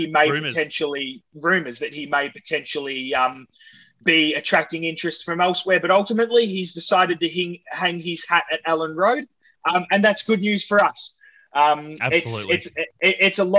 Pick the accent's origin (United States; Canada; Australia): Australia; as an Australian supporter